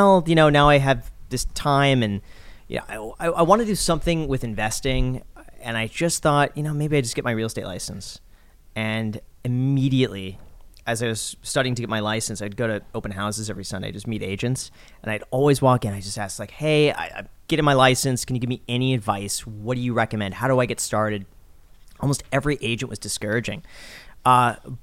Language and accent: English; Los Angeles, California, United States; I grew up in Los Angeles